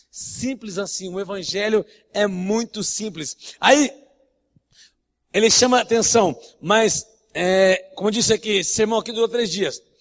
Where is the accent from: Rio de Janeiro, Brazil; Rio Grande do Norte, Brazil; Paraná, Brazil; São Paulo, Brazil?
Rio de Janeiro, Brazil; Como é que você sabe que eu sou carioca, meu irmão?